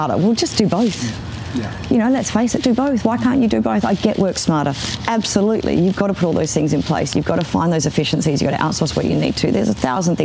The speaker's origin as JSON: {"language": "English", "town": "Perth", "region": "Western Australia", "country": "Australia", "tie": "born or raised there", "also_born_or_lived": "City Beach / Wembley Downs", "said": "I grew up in Maylands before it had nice houses."}